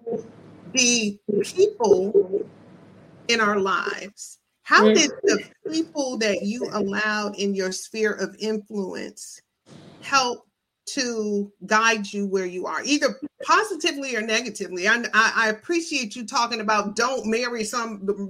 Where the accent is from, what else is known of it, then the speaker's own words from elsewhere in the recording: Michigan, United States; I'm from Michigan, so I'm from up